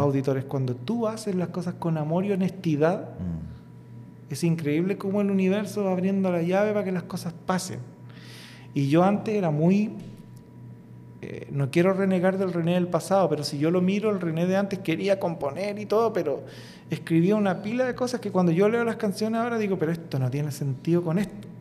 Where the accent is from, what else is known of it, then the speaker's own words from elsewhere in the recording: Coronel, Biobío, Chile; de un origen súper humilde, un coronel en la octava región